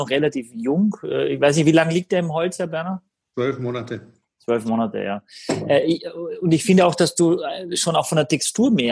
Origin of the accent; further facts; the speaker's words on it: Austria; ich bin äh, schon froh, wenn ich Deutsch kann als Österreicher.